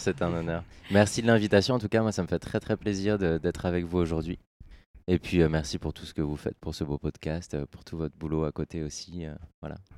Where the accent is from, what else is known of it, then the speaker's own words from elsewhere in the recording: Orléans, Centre-Val de Loire, France; je suis né dans la Beauce